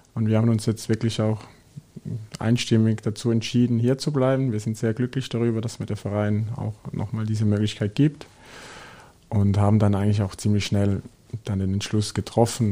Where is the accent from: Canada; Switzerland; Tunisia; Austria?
Switzerland; moved away as an adult; now in Germany; ich bin aus der Schweiz gekommen